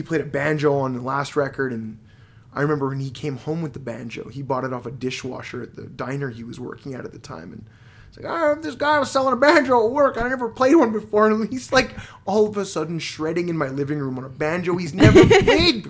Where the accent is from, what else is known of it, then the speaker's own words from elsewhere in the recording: Montreal, Quebec, Canada; moved away; Born and raised in Montreal